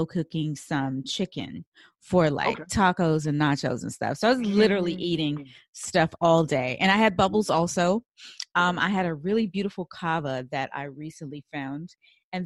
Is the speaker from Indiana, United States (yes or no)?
no; Washington, District of Columbia, United States; I grew up like maybe 10 minutes from Anacostia.